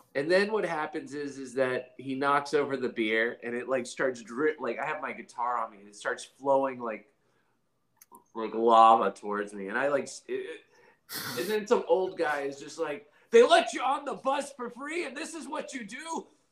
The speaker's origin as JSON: {"language": "English", "region": "South Carolina", "country": "United States", "said": "I'm from South Carolina"}